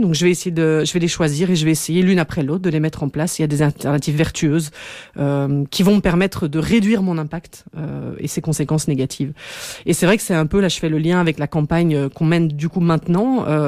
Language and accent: French; Belgium; chez nous en Belgique